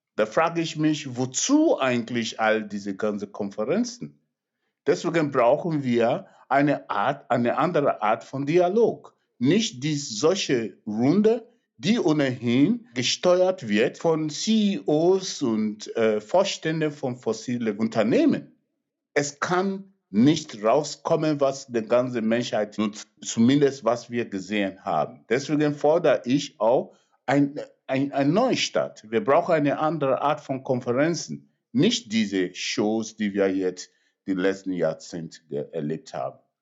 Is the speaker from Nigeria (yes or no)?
yes; Nigeria; German is a second language; now in Germany; in mein Geburtsland Nigeria